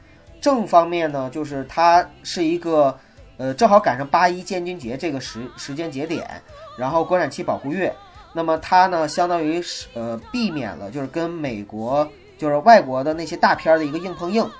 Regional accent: China; 每个人就是只要是在大陆成长的人，呃，九零后我不太清楚，但是七零后和八零后，我能很肯定的说，我们从小是接受爱国主义教育长大的

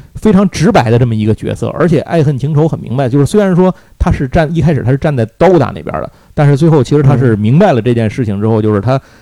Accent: Tianjin, China; 我小时候是在天津

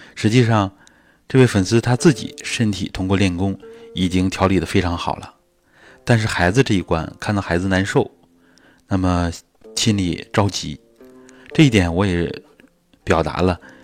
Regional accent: China; 我们中国人

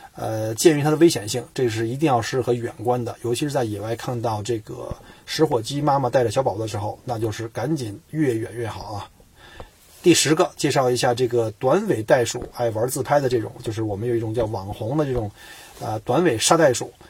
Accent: China; 我们中国人

